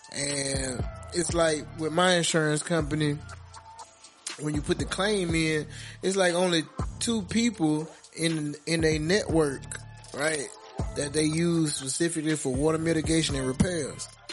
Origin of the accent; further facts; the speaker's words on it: Alabama, United States; Just know I'm from Alabama.